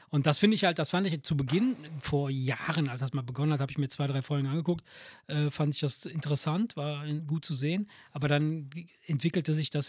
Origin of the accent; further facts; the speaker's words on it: Italy; moved away; bei uns in Italien